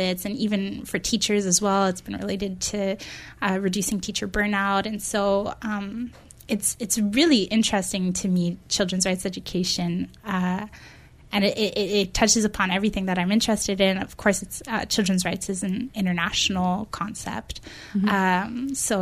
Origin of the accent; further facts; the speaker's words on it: Montreal, Quebec, Canada; moved away as an adult; now in Victoria, Canada; I'm from Montreal, so that's where I did my undergrad